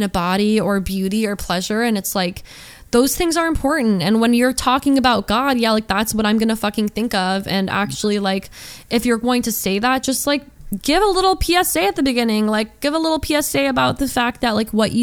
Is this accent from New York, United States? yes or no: no; Georgia, United States; I grew up in Georgia